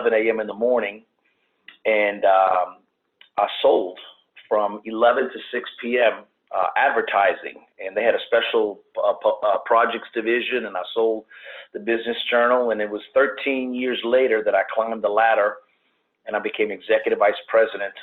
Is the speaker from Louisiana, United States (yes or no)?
yes; New Orleans, Louisiana, United States; born and raised in New Orleans